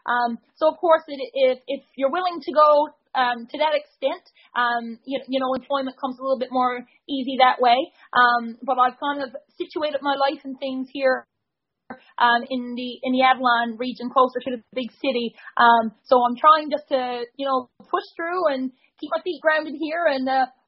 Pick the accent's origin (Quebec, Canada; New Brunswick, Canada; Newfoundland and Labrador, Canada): Newfoundland and Labrador, Canada; Bonavista North; the area, like I said, is Bonavista North, and that's where my hometown is located.